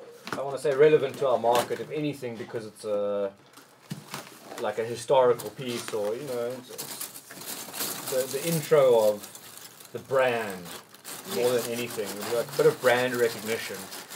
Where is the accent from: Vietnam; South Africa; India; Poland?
South Africa; As a South African, you can't really...